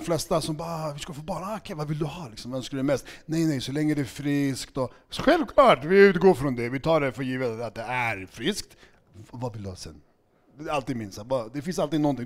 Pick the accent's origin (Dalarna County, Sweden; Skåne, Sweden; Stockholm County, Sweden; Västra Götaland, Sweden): Stockholm County, Sweden; Stockholm; also born or lived in Segertorp, Huddinge; Jag är uppvuxen i Skärholmen